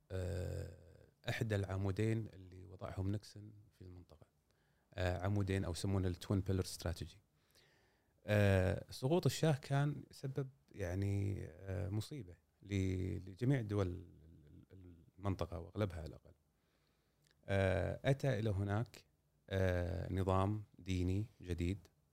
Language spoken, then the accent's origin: Arabic; Kuwait; إحنا عندنا في الكويت